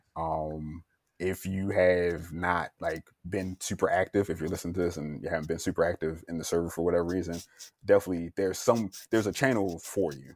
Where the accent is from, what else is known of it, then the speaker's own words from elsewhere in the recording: Baltimore, Maryland, United States; I'm originally from Baltimore, Maryland